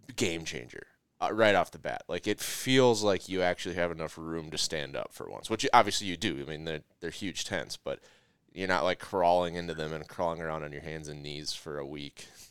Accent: Minnesota, United States; I'm from Minnesota

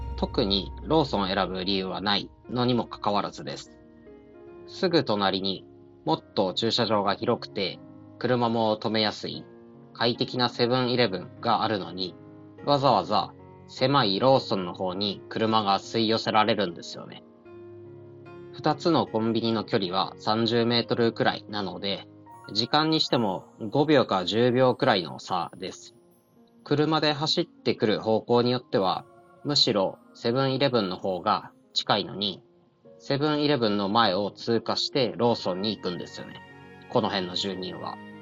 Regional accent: Tohoku, Japan; moved away as an adult; also born or lived in Kanto / Tokyo; 僕は東北出身でして、生まれてから高校を卒業するまでは田舎で暮らしていました

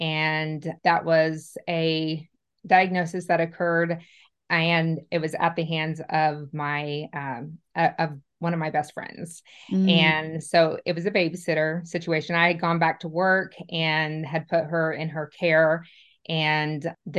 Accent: Indiana, United States; moved away as an adult; now in Nashville, United States; I am actually was born and raised a Hoosier. So I'm from Indiana

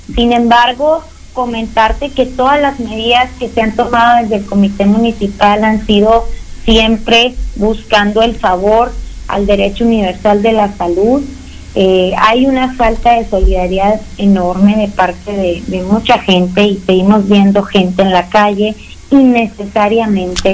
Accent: Hermosillo, Sonora, Mexico; somos el sonorense, el hermosiense por cultura, este, somos sociables, nos gusta la carnita asada

